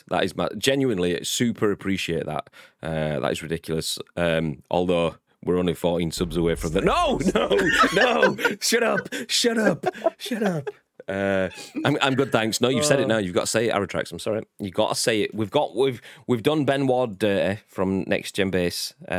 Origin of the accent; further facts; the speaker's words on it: the North of England, United Kingdom; I've been a Northerner my whole life, and now I'm Southern.